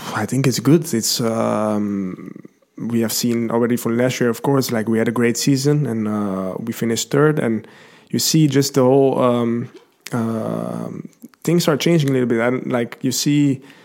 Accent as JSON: {"language": "English", "town": "Lelystad", "region": "Flevoland", "country": "Netherlands", "tie": "born or raised there", "said": "I'm from Holland. I've been born there uh, in Lelystad. I don't think anybody knows that. Uh, that's that's quite a new city in Holland. Um, I've lived there all my life"}